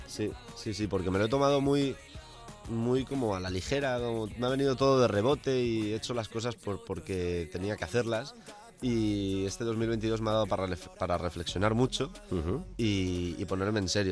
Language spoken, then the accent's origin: Spanish; El Puig, Valencian Community, Spain; moved away; donde me crié, eh, en Valencia